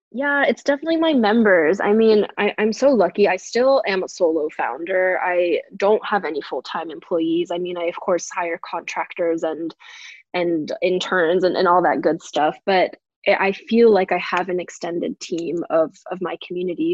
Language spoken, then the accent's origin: English; New Hampshire, United States; also born or lived in New York; I was raised in New Hampshire, which is clearly very exotic, but what's where I am now